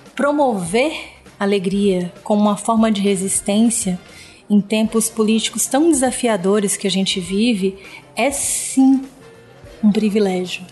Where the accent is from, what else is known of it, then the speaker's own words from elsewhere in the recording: Bahia, Brazil; moved away; eu sou baiana Hum. Então eu convivi com o carnaval de rua desde pequena